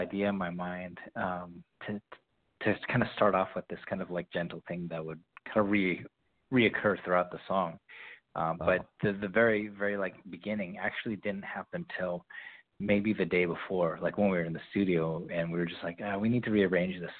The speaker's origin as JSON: {"language": "English", "town": "San Diego", "region": "California", "country": "United States", "tie": "born or raised there", "said": "I was born and raised in San Diego."}